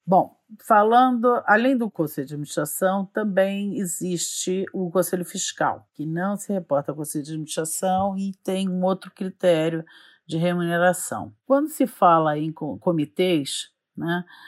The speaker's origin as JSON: {"language": "Portuguese", "region": "Rio de Janeiro", "country": "Brazil", "also_born_or_lived": "United States", "moved": "as an adult", "lives_now": "São Paulo, Brazil", "said": "Eu sou carioca, tenho 54 anos"}